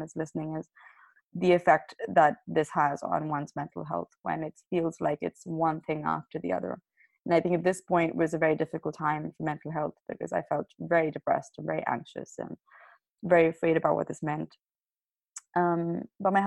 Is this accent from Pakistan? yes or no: yes; Pakistan; moved away; I'm originally from Pakistan